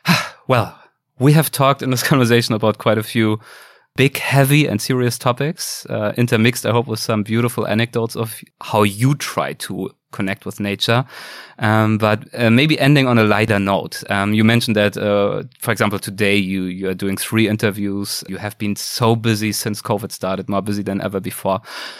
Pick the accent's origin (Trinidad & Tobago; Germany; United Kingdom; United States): Germany; English is a second language; in Germany, in my home country